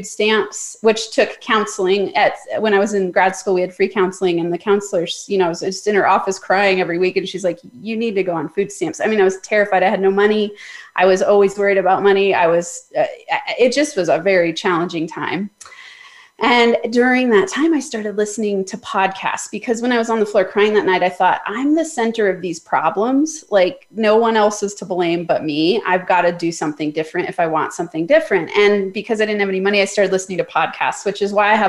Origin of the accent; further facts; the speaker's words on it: Summit County, Colorado, United States; also born or lived in Denver, Colorado / Boulder, Colorado; I was born in Denver, but I grew up in Summit County. So what everyone knows as Breckenridge, Keystone, Copper Mountain